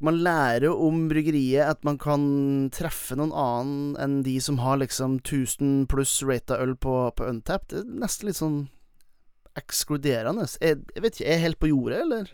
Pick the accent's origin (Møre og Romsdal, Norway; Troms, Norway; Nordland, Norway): Nordland, Norway; Velfjord; i Velfjorden, der jeg kommer fra